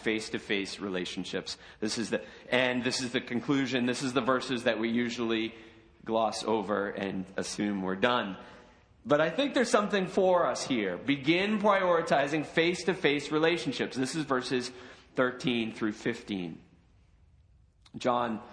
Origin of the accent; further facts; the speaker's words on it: United States; we as American Christians